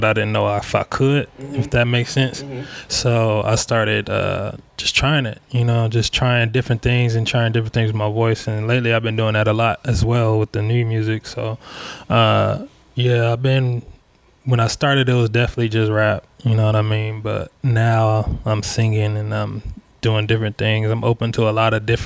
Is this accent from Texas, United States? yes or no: no; Long Beach, California, United States; I grew up on Paramount South in the Parkwoods.